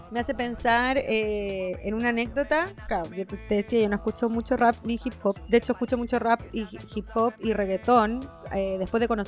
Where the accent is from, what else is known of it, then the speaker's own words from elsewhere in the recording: Cuba; now in Chile; otras personas cubanas, entonces no había nadie eh, con quién compartir mi cultura, perdí al tiro mi acento.